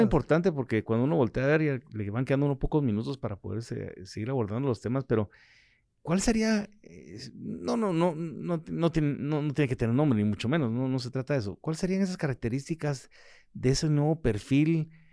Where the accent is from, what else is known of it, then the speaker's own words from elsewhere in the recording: Guatemala; yo como ciudadano, como, como guatemalteco